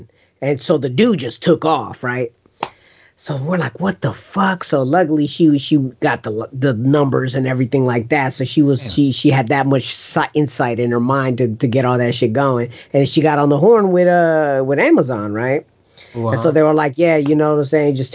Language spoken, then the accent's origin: English; United States; my parents are from El Salvador, but I was born here